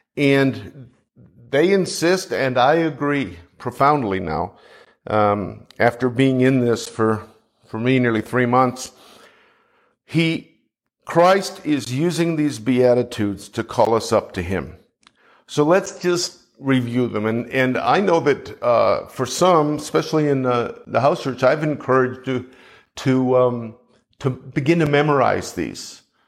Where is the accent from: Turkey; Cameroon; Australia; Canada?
Canada; now in United States; I'm a Canadian